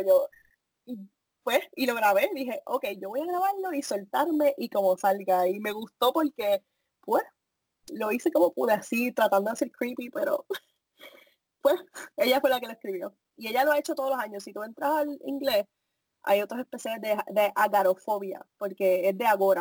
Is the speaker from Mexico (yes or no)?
no; Puerto Rico; moved away